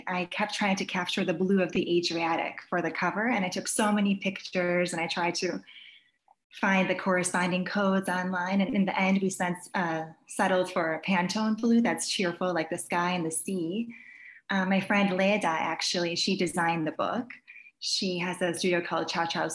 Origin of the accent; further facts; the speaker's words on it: Chicago, Illinois, United States; I was born in Chicago, but my parents were born and raised in Croatia